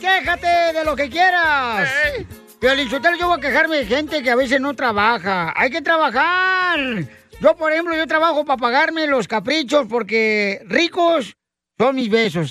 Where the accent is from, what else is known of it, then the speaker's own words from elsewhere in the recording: Michoacán, Mexico; now in United States; yo soy de mi Michoacán